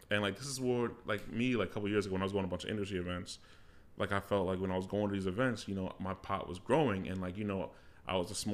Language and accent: English; Jamaica; So as you guys know, I'm Jamaican.